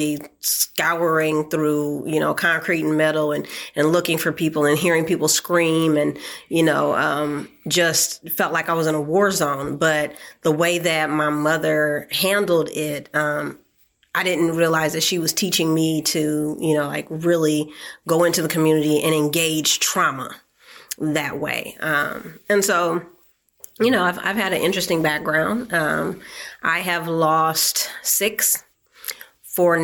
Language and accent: English; Oakland, California, United States; I was born and raised in Oakland, California